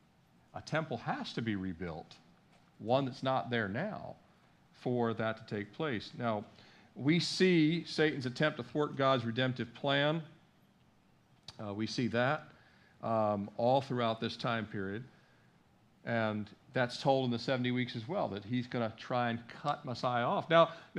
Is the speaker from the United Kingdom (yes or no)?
no; Washington, District of Columbia, United States; I grew up in the Washington, D.C. Beltway area.